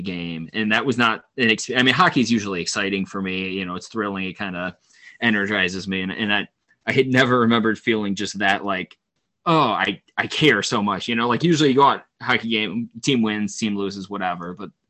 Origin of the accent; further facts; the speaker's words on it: Toledo, Ohio, United States; I grew up in Toledo, which is 45 minutes from Detroit and 2.5 hours from Columbus.